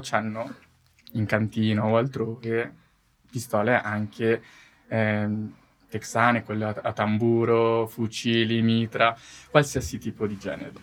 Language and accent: Italian; Italy; io vengo dall'Italia